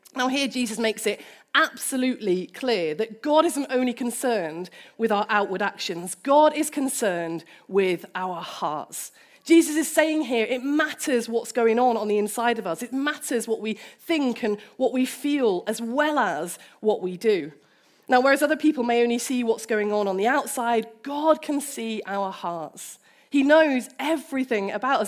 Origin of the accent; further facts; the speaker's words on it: United Kingdom; As a British person